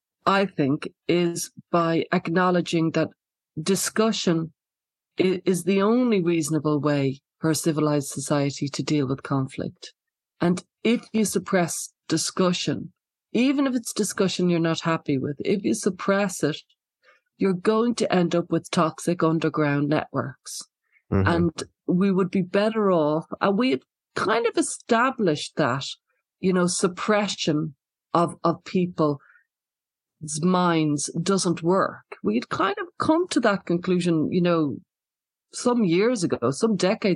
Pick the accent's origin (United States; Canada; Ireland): Ireland; I'm from Ireland, and Ireland suffered like for many, many years with the Troubles, which was, you know, an awful lot of people died, an awful lot of grief and distress, a lot of violence, a lot of death, and a lot of censorship. So I grew up with a lot of that.